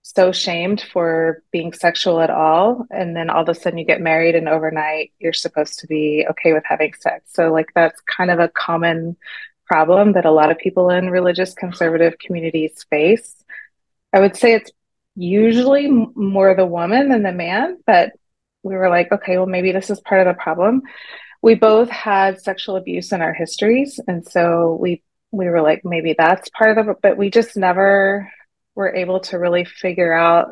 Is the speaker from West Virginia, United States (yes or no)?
no; Texas, United States; moved away as an adult; also born or lived in New York City; now in Shanghai, China; I'm from Texas